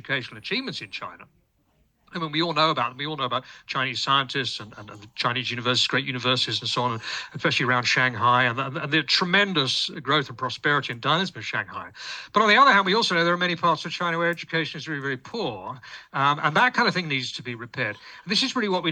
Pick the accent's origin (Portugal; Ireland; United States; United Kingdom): United Kingdom; I'm British